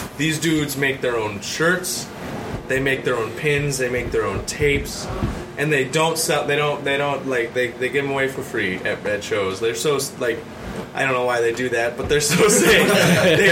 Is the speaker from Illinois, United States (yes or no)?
no; Montana, United States; moved away as an adult; now in Minneapolis, United States; I come from Montana, and like there is no scene at all